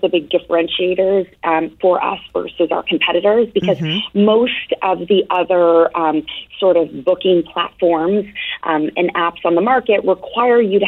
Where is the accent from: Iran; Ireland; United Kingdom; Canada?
Canada; Toronto, Ontario; now in Boston, United States; I'm originally from Toronto